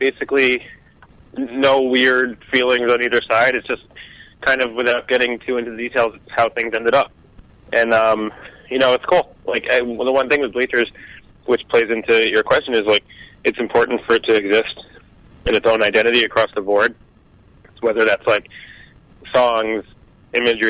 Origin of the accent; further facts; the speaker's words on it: New Jersey, United States; I grew up in New Jersey. I mean, I lived in New Jersey for 27 years.